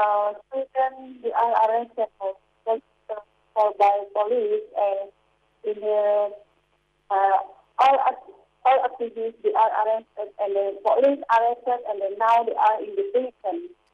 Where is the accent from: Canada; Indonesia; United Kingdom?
Indonesia; now in Jakarta, Indonesia; I'm 25 years old. I'm from East Papua in the district, Panyang. Now I'm staying in Jakarta.